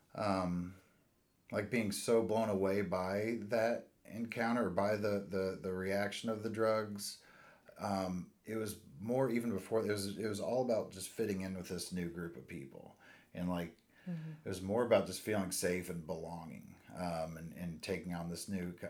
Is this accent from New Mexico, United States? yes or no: no; Indianapolis, Indiana, United States; born and raised in Indianapolis.